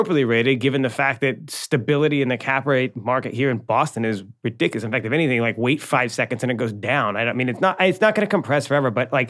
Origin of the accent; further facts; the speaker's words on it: Ireland; Look, I'm an Irish boy. I tell a lot of stories, and I never stop talking.